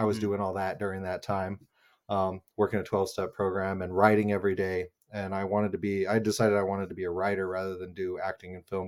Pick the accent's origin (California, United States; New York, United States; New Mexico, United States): New Mexico, United States; Albuquerque; I grew up in New Mexico in Albuquerque, which has a really cool like independent film scene and theater scene.